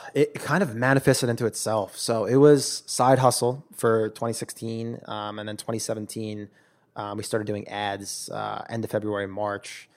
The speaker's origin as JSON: {"language": "English", "region": "New York", "country": "United States", "moved": "as an adult", "lives_now": "California, United States", "said": "I'm a New York guy, I'm from New York"}